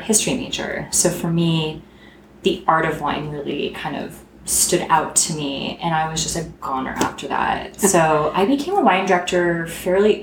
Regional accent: Southern California, United States; I lived in California, Southern California, my whole life

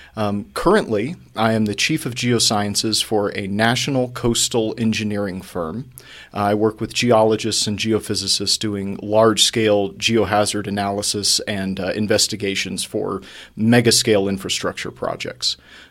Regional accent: Houston, Texas, United States; I was born in Houston, Texas, in a lower middle class neighborhood on the southwest side.

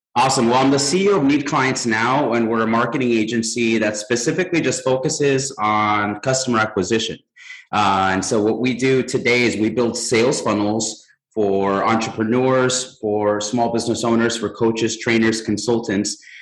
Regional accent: Mexico; now in United States; I'm from Mexico

